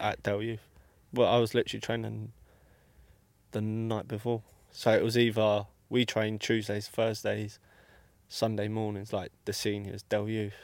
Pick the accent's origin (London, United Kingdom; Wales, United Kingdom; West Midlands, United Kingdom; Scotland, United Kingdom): London, United Kingdom; I'm from obviously Ealing